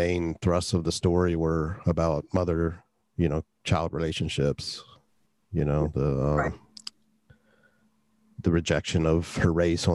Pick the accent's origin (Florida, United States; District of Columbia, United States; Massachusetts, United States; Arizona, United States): District of Columbia, United States; Washington; I was born in DC General.